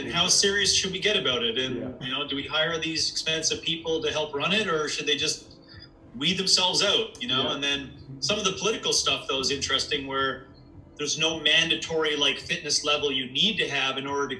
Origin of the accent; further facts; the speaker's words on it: Canada; being a Canadian